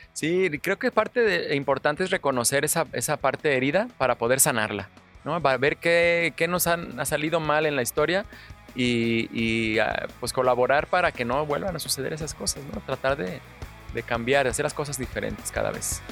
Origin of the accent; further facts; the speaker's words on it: Guadalajara, Jalisco, Mexico; somos de aquí de Guadalajara. Prácticamente todos los que colaboramos en Curiosamente, los ilustradores, los redactores, hasta los científicos son tapatíos